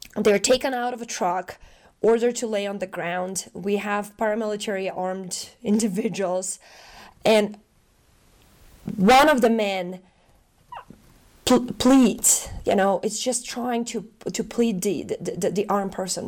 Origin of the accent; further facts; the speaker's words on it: North Macedonia; moved away; I'm originally from Macedonia. I was born in a country that right now exists as a museum in Belgrade. I was born in the former Yugoslavia. my childhood, my upbringing, uh, was marked by, um, the wars